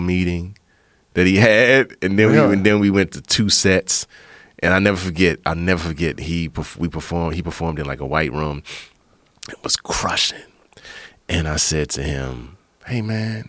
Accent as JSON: {"language": "English", "area": "Prince George's County", "region": "Maryland", "country": "United States", "tie": "born or raised there", "said": "I grew up in Prince George's County, Maryland"}